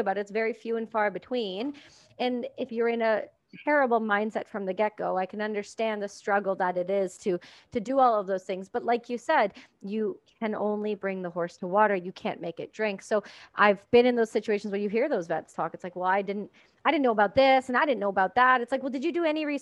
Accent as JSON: {"language": "English", "country": "Canada", "said": "I'm Canadian"}